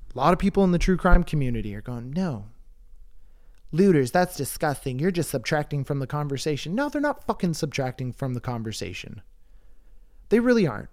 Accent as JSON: {"language": "English", "country": "Canada", "said": "I'm Canadian"}